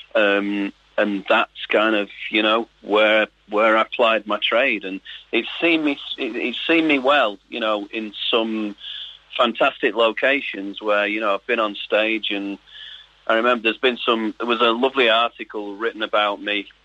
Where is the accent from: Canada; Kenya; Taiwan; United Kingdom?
United Kingdom; Salford, North West England; growing up in Salford